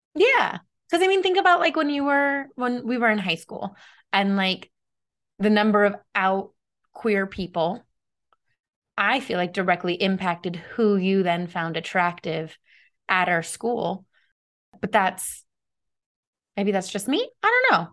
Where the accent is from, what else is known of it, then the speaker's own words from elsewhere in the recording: United States; as an American